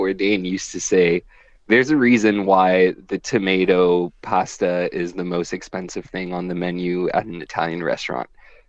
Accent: Madagascar; moved away; my Madagascar trip. And I'll definitely bring you a bit of food from my home country

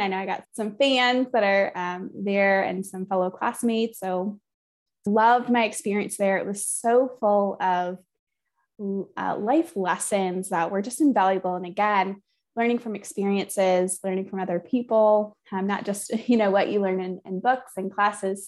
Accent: Flint, Michigan, United States; I grew up near Flint, Michigan, so in the outskirts of Flint, Michigan

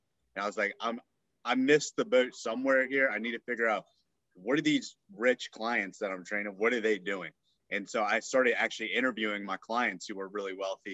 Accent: Northern Virginia, United States; I grew up in Northern Virginia, right outside of, you know, Washington, D.C.

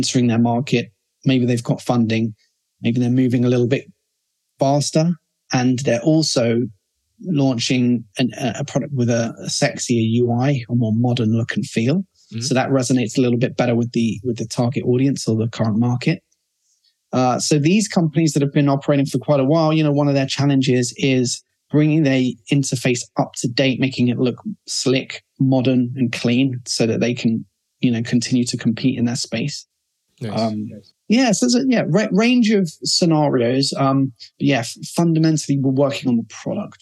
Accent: London, United Kingdom; now in Barcelona, Spain; So we're based in Barcelona, and I'm from London

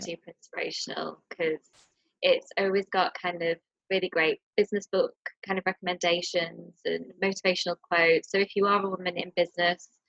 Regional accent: Blackpool, North West England, United Kingdom; moved away as an adult; also born or lived in Nottingham / London; now in India; I grew up in Blackpool

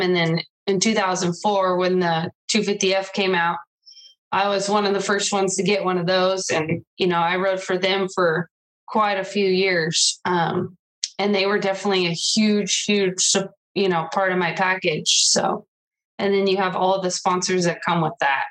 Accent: Riverside, California, United States; I grew up in Riverside, California

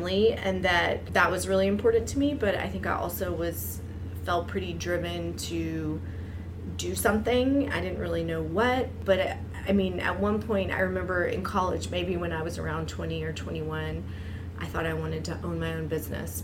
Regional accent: the South, United States; born or raised there; moved away; also born or lived in East Coast

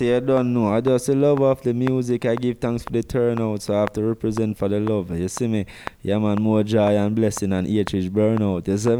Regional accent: Jamaica; moved away; I'm from Jamaica.

